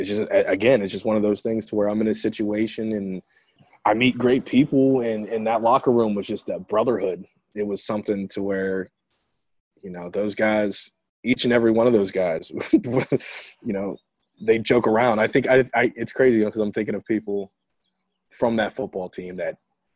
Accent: United States; an African American

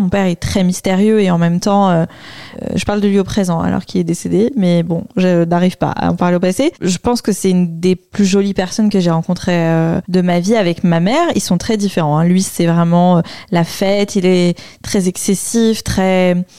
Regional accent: Bordeaux, Nouvelle-Aquitaine, France; moved away; also born or lived in Paris; Je suis de Bordeaux

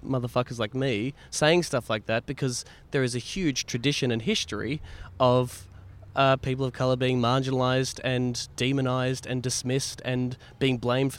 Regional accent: Warrnambool, Victoria, Australia; now in Melbourne, Australia; I was going home from Melbourne to my hometown of Warrnambool to see my parents.

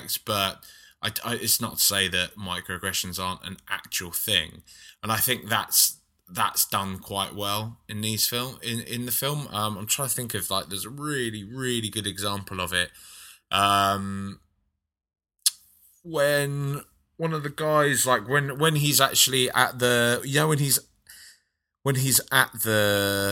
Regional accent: London, United Kingdom; growing up in London, which is so diverse

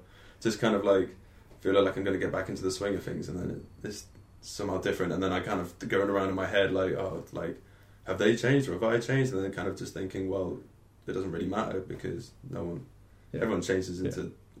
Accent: Lincoln, East Midlands, United Kingdom; also born or lived in Norwich; now in Lincoln, United Kingdom; I'm from Lincoln.

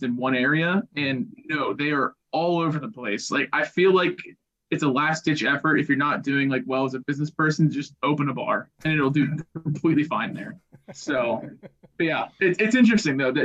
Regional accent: Pittsburgh, Pennsylvania, United States; I've been born and raised in Pittsburgh

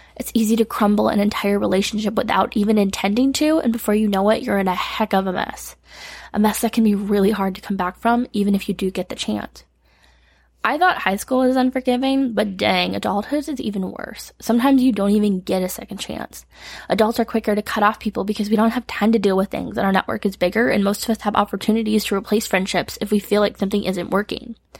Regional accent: Michigan, United States; moved away as an adult; now in Tennessee, United States; I moved to Tennessee from Michigan at 18

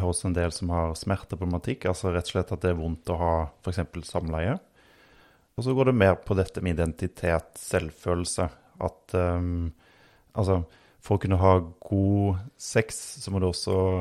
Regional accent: Østfold, Norway; accent: Rogaland dialect; also born or lived in Oslo / Rogaland; now in Hadeland, Norway; Jeg eh, vokste opp eh, veldig grønne omgivelser på bondelandet i Østfold. Selv om jeg har litt rogalandsdialekt, så, så er det jo der min familie kommer fra

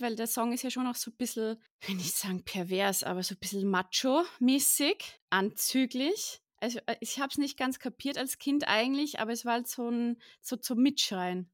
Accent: Austria; ich komme auch aus Österreich.

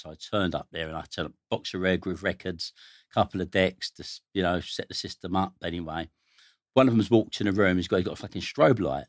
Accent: London, United Kingdom; I grew up in Stoke Newington, North London.

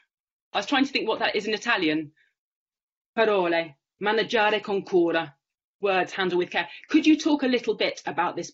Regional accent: United Kingdom; now in Rome, Italy; I was born near London.

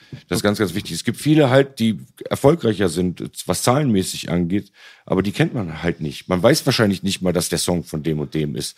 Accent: Berlin, Germany; als auch Berliner, aber nicht einer von denen

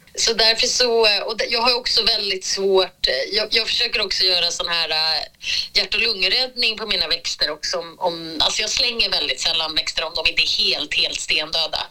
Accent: Sweden; moved away as an adult; now in Zurich, Switzerland; när jag inte bor hemma i Sverige

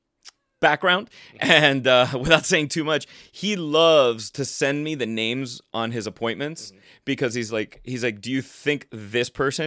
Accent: Florida, United States; now in Los Angeles, United States; Living in Florida, growing up in Florida, I didn't know how much I would eventually fall in love with wine.

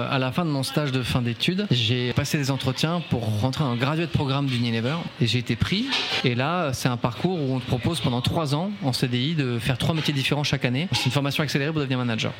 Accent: France; also born or lived in Paris; je suis un bon français

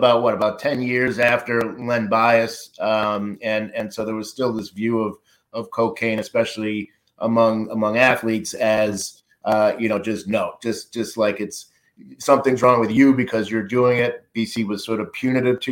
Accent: Lynn, Massachusetts, United States; I grew up in Lynn

